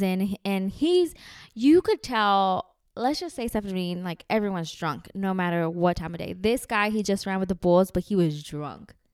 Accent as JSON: {"language": "English", "country": "Mexico", "said": "we're from Mexico."}